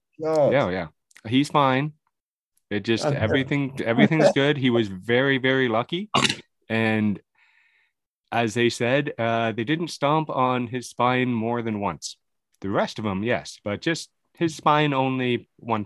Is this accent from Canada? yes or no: yes; Canada; I'm a Canadian boy.